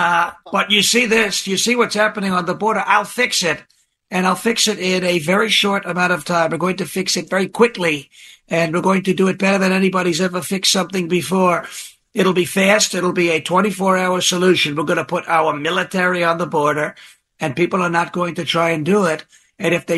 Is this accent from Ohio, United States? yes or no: no; New York, United States; I grew up back in New York listening to sports a lot, like Boomer and Carton and WFAN